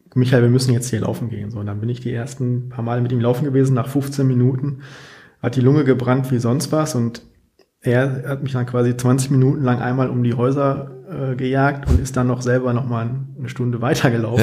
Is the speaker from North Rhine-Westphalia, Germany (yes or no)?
yes; Dinslaken, North Rhine-Westphalia, Germany; moved away as an adult; also born or lived in Bochum; ich komme ursprünglich aus Dienstlaken, was ja auch irgendwie noch am Rande des Ruhrgebiets liegt